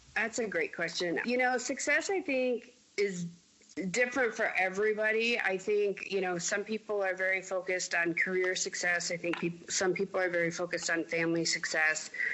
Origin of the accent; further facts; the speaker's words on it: Mason City, Iowa, United States; moved away as an adult; also born or lived in Denver, Colorado / Connecticut; I grew up in Mason City, Iowa, but I grew up as a person in my 20s in Denver